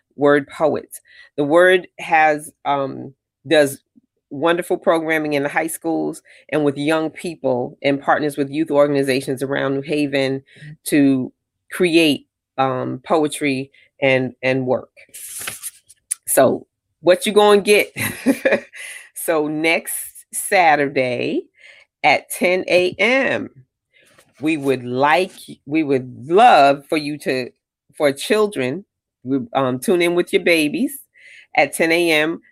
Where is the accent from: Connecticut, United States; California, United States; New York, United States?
Connecticut, United States; I'm from Connecticut